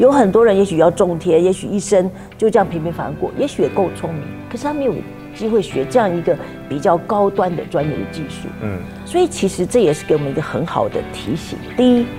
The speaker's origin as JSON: {"language": "Chinese", "country": "Taiwan", "said": "他是来到我们台湾"}